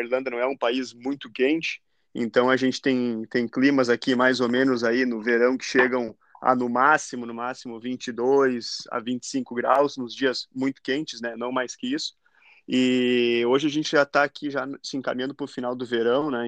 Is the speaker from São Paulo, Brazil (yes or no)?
no; Lajeado, Rio Grande do Sul, Brazil; moved away as an adult; also born or lived in Guaporé; now in Ireland; sou de Guaporé, né, na Serra Gaúcha, mas eu morei quase a vida inteira em Lajeado